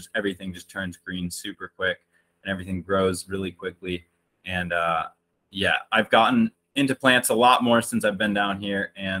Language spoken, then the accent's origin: English; Chicago, Illinois, United States; moved away as an adult; also born or lived in Georgia; now in Atlanta, United States; And I came down here for school and have been down here ever since, but grew up in the Chicagoland area in a near west suburb.